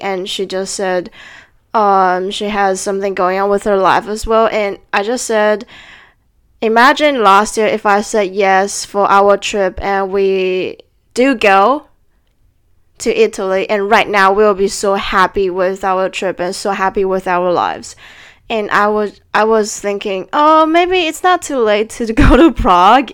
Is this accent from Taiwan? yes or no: yes; Taiwan; moved away; should I go back to Taiwan